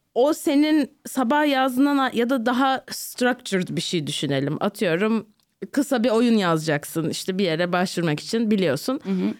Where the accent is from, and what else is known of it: Turkey; also born or lived in New Jersey